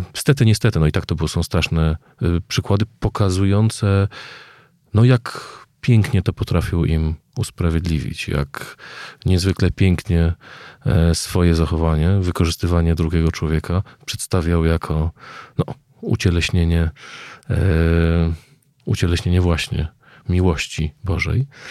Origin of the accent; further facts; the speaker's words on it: Kraków, Lesser Poland, Poland; Ja wychowałem się w Krakowie